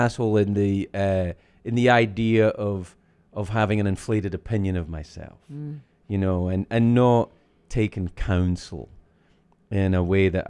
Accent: Scotland, United Kingdom; I'm from Scotland

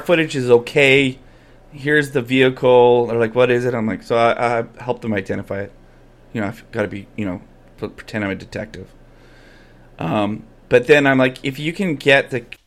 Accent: Calgary, Alberta, Canada; I grew up in Calgary

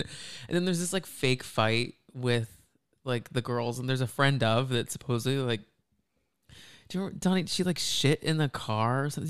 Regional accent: Dallas, Texas, United States; moved away; I am from Dallas

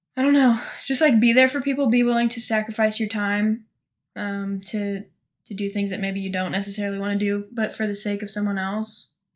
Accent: Monroe City, Missouri, United States; I'm from a little bitty town in northeast Missouri called Monroe City.

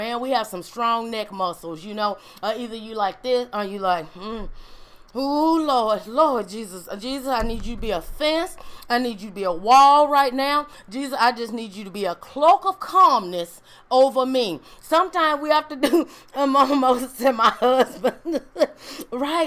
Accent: Mississippi, United States; I grew up in Mississippi

